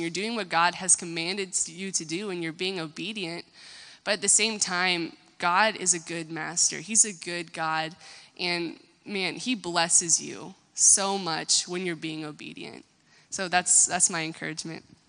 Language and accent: English; United States; I'm American